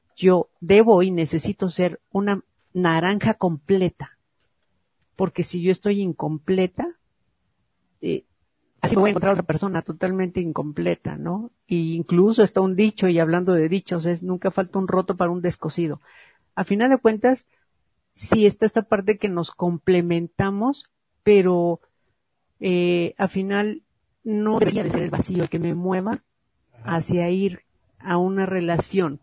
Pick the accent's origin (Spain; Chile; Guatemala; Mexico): Mexico; porque nacimos en México